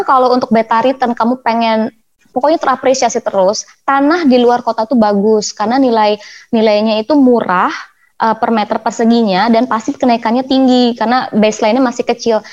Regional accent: Jakarta, Indonesia; also born or lived in Bandung; kuliah saya di Bandung rumah saya di Jakarta Selatan

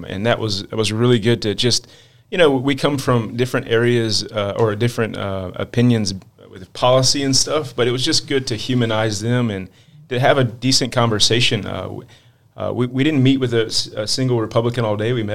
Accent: Edenton, North Carolina, United States; also born or lived in Norfolk, Virginia; born and raised in Norfolk, Virginia, but grew up on near the Outer Banks in Edenton, North Carolina.

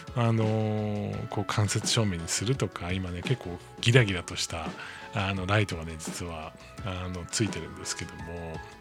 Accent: Hokkaido, Japan; also born or lived in Tokyo; now in Kanagawa, Japan; 僕、出身が北海道なんですけれども

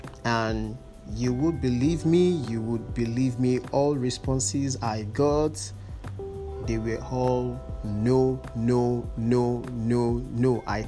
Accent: Nigeria; As a Nigerian, you have to be motivated as a youth corps member, and you're serving your country.

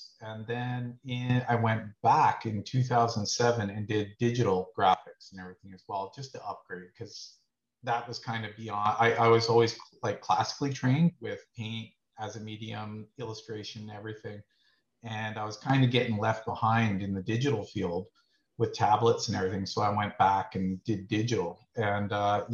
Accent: Brantford, Ontario, Canada; also born or lived in Guelph; I grew up in Brantford. I went to school here at Resurrection to about grade six. We started moving around, ended up in Guelph

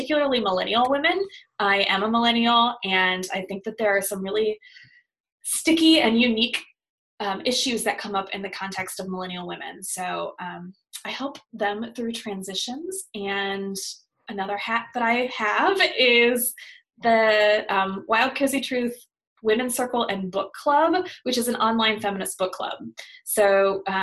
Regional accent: South Bend, Indiana, United States; I grew up in South Bend, Indiana

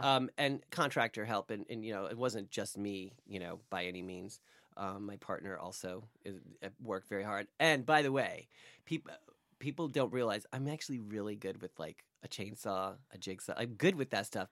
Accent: near the Poconos, Pennsylvania, United States; now in New York, United States; in the Poconos

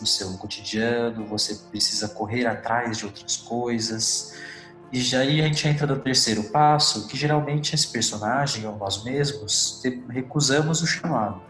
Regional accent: Rio Claro, São Paulo, Brazil; Eu sou nascido em São Paulo, sou paulista, só que eu cresci em Rio Claro, na cidade de Rio Claro, que é interior de São Paulo

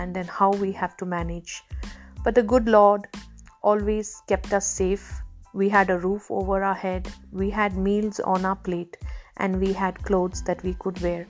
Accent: Chennai, Tamil Nadu, India; moved away as an adult; also born or lived in Taiwan; I was born in a beautiful city called Chennai, which is in South India.

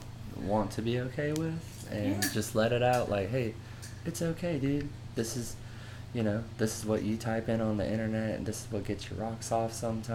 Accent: Arizona, United States; now in Alabama, United States; So, I'm from Arizona and relocated to Alabama through growing up in the military as a brat.

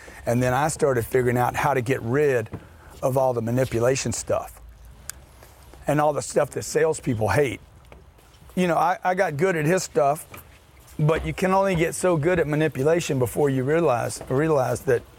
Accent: Lake Charles, Louisiana, United States; In Lake Charles, Louisiana, a refinery town.

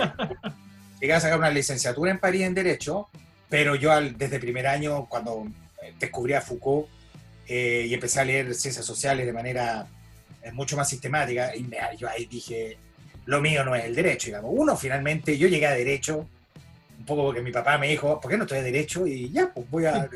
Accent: Chile; moved away; also born or lived in France; nací acá, en Chile

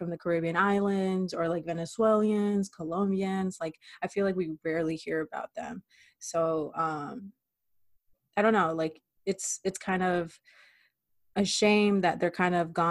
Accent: Clearwater, Florida, United States; moved away as an adult; now in Miami, United States; I am from Pinellas County in Clearwater, Florida

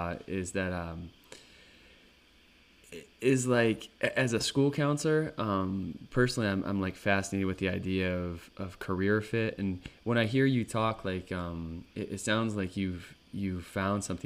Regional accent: Northeast, United States; growing up in the Northeast, our park was the Adirondack Park

